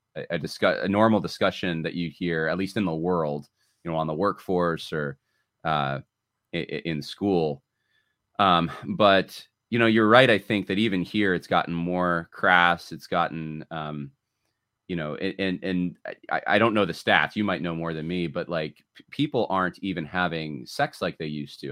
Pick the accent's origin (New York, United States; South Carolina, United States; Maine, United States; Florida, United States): New York, United States; my, my parents are from California, but I grew up in the Northeast. I grew up in New York